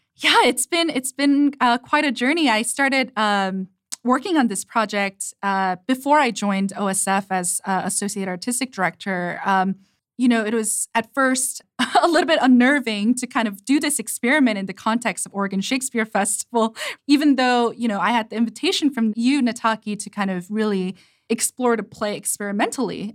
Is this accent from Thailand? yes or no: no; South Korea; English is a second language; moved away; growing up in Korea, and English is my second language